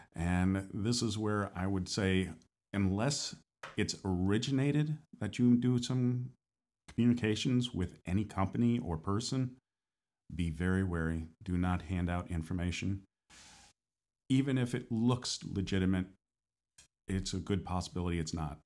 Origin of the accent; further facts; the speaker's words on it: northern states, United States; now in Florida, United States; I'm from the northern states as well, originally